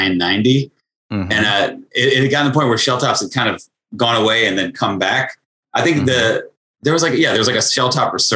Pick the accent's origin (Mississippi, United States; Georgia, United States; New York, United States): New York, United States; I grew up in New York